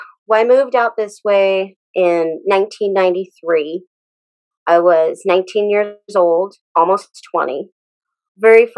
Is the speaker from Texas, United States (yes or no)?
yes; Abilene, Texas, United States; we met at school, Lincoln Middle School, Abilene, Texas